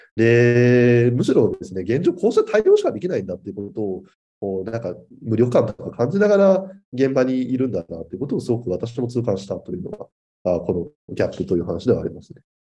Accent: Chiba, Japan; 地元の千葉県の児童相談所への勤務を目指した

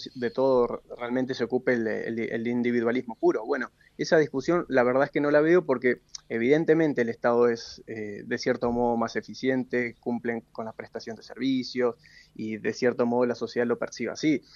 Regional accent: Argentina

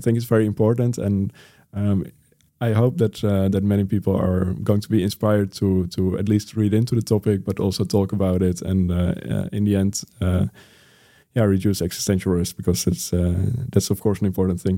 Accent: Netherlands; my home country, the Netherlands

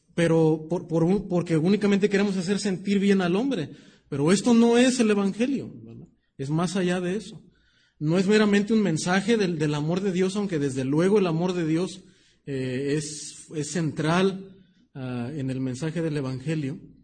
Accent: Mexico; nuestra cultura como mexicanos

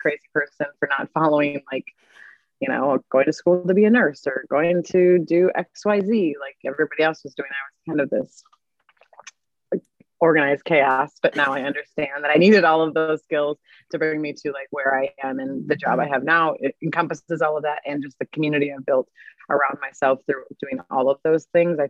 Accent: Mankato, Minnesota, United States; moved away as an adult; also born or lived in Milwaukee, Wisconsin / Sydney, Australia / Santa Monica, California; I grew up in Mankato, Minnesota, and went to Catholic schools my whole life

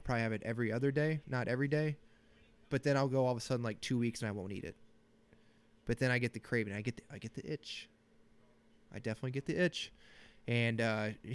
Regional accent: Bettendorf, Iowa, United States; moved away; Bettendorf, Iowa.

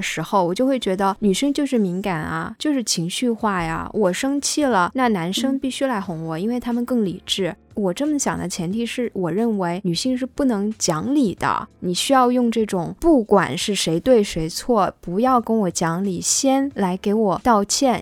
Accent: China; 我们中国人

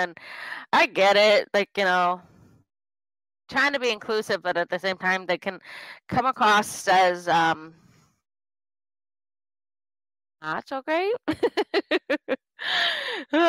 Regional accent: Midwest, United States; I'm from the Midwest, practically

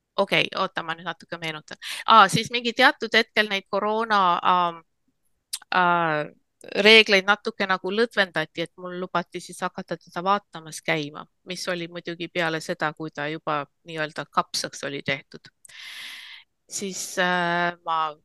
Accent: Estonia; now in United States; ma olen Eestis eh, sündinud ja kasvanud

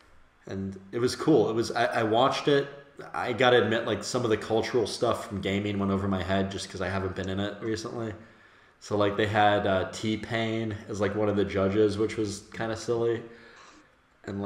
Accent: Pittsburgh, Pennsylvania, United States; moved away; my hometown of Pittsburgh in the States

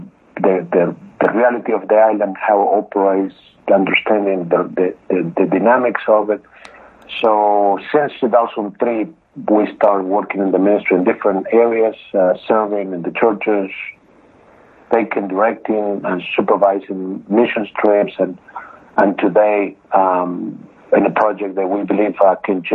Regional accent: Argentina; moved away as an adult; also born or lived in New York, United States; now in United States; I'm original from Argentina, born and raised in Argentina

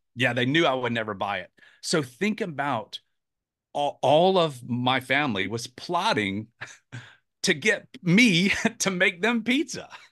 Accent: Atlanta, Georgia, United States; also born or lived in South Carolina; now in Charleston, United States; I grew up in Atlanta and moved to South Carolina many, many years ago

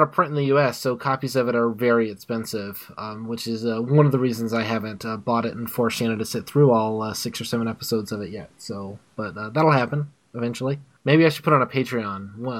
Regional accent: United States; as an American in 2015

